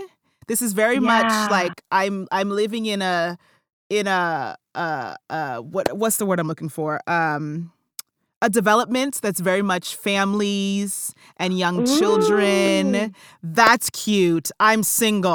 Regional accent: South Orange, New Jersey, United States; I grew up born and raised in South Orange, New Jersey

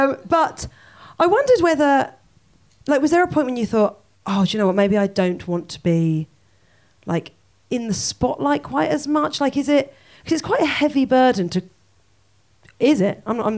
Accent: Portsmouth, South East England, United Kingdom; But we're from Portsmouth, so it kind of makes sense.

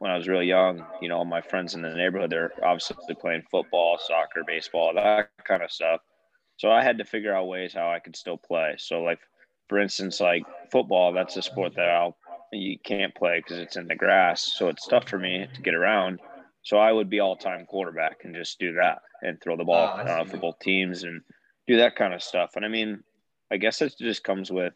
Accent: Davenport, Iowa, United States; also born or lived in Chicago, Illinois; I currently live in Davenport, Iowa. So I was born and raised here

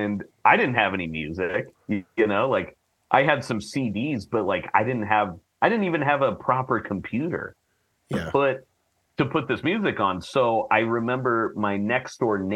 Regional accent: Portland, Oregon, United States; moved away as an adult; now in Los Angeles, United States; I'm from Portland, but I moved to L.A., about 15 years ago. And when I moved here, I was about 23

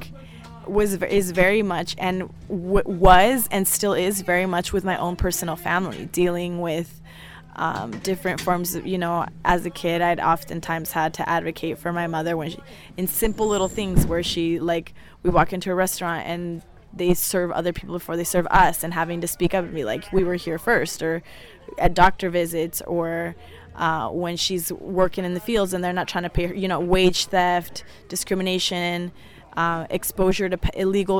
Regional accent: Talent, Oregon, United States; I am born and raised in the Takelma Valley, also known as Jackson County. I grew up in a small farm worker community in Talent, Oregon.

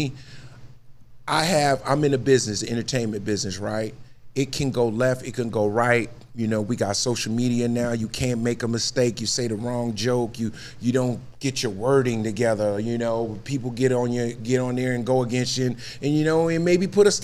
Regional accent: Newark, New Jersey, United States; I grew up in Newark, New Jersey.

